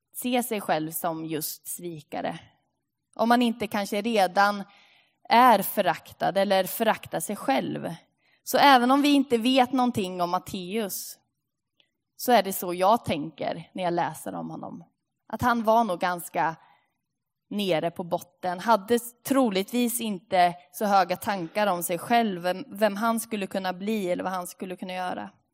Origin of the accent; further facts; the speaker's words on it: Linköping, Östergötland, Sweden; moved away; Vi är ju från Linköping